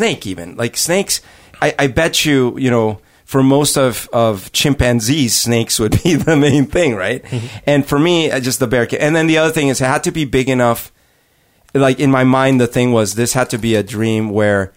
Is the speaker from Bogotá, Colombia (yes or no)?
yes; Bogotá, Colombia; I grew up in Bogota, and in Bogota, Colombia